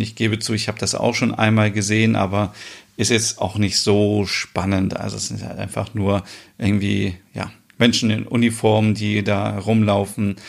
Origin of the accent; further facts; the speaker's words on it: Germany; hier bei uns in Deutschland